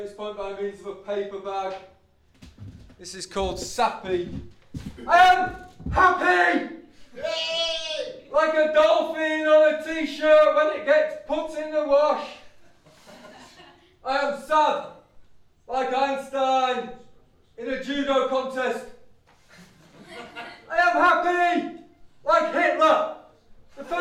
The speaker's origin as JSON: {"language": "English", "town": "York", "region": "Yorkshire and the Humber", "country": "United Kingdom", "said": "I come from York."}